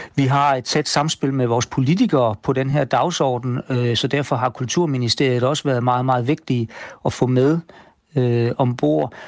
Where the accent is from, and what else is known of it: Denmark